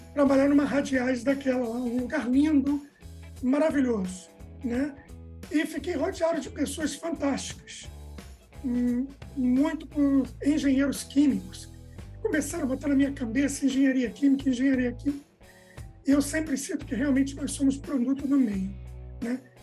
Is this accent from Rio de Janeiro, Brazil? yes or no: yes; Rio de Janeiro, Brazil; moved away as an adult; also born or lived in Bahia; eu sou carioca